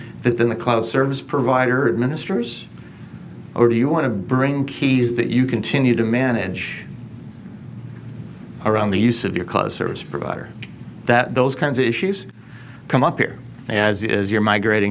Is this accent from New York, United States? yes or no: yes; Binghamton, New York, United States; I grew up in Binghamton, New York